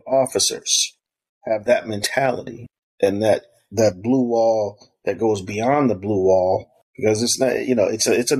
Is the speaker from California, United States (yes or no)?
no; South Carolina, United States; I grew up in South Carolina partially.